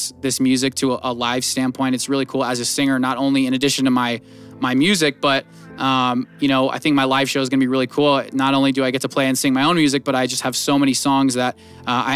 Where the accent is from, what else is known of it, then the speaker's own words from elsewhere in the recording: Northern California near Sacramento, United States; moved away as an adult; now in Las Vegas, United States; I'm from like Northern California near Sacramento